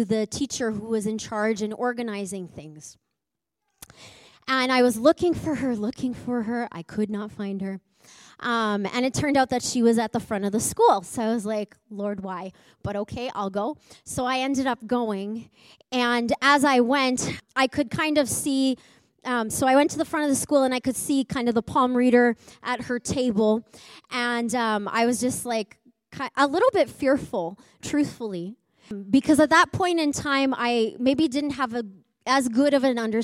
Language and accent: English; Edmonton, Alberta, Canada; I grew up in Edmonton